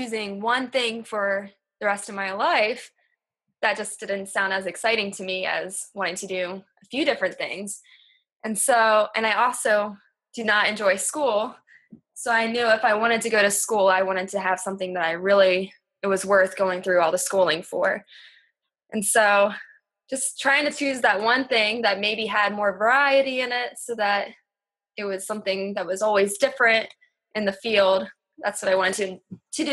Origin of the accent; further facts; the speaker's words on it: Delaware, United States; moved away as an adult; also born or lived in Lancaster, Pennsylvania; I grew up in Delaware